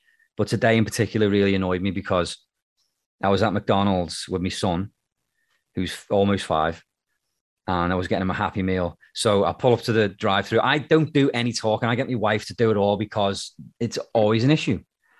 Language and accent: English; Birkenhead, North West England, United Kingdom; also born or lived in Liverpool, United Kingdom; now in Canada; So it may as well be Liverpool, but technically it's not. So, but no one's ever heard of Birkenhead, which is where I'm from.